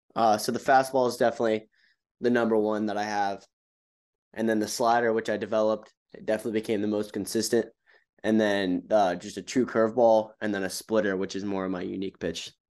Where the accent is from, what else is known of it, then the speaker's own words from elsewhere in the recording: Charlotte, North Carolina, United States; Charlotte, my hometown